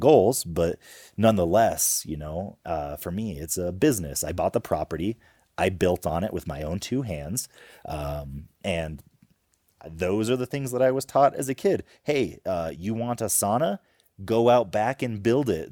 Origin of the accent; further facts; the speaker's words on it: Homer, Alaska, United States; We grew up in Homer, Alaska